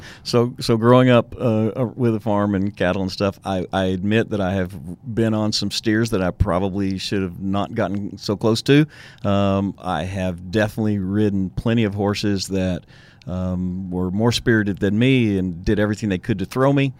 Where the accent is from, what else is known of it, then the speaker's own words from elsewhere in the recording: Tyler, Texas, United States; also born or lived in Lubbock, Texas; now in Houston, United States; I grew up in Tyler, Texas